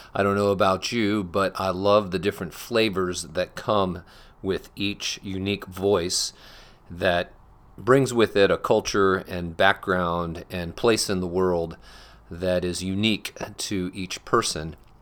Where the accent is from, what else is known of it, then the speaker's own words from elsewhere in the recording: Collingwood, Ontario, Canada; I was born just outside Toronto, Ontario, Canada, in Collingwood, Ontario